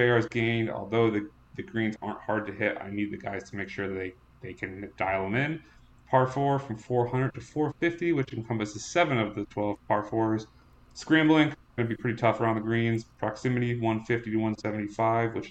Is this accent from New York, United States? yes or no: no; TPC River Highlands area, Connecticut, United States; this is my hometown. I grew up about 10 minutes away from here